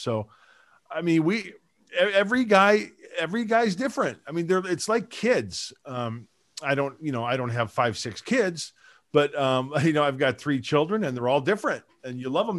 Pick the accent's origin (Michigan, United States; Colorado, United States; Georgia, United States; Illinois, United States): Illinois, United States; Joliet; moved away as an adult; also born or lived in Aurora, Illinois; now in San Diego, United States; I was born in Aurora, Illinois. My mom and dad moved to Joliet when I was a year old, lived there till I was like 23.